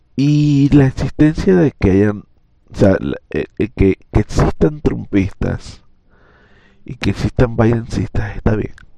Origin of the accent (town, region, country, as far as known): Venezuela